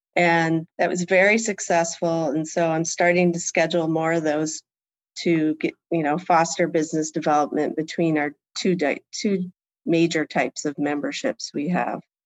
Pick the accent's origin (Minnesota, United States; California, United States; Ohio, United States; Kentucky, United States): Ohio, United States; Port Clinton; also born or lived in Kalamazoo, Michigan / New York / Germany; And that's where I really grew up in Port Clinton, Ohio, which is a small town